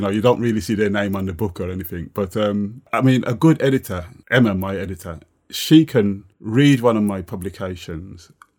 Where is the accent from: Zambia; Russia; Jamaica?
Jamaica; would be like kind of, you know, being 7 or 8 or 9, living in Jamaica.